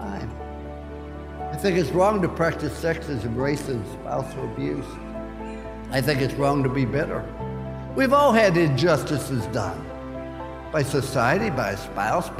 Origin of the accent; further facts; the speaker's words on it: West Virginia, United States; I was born in Fallsby, West Virginia.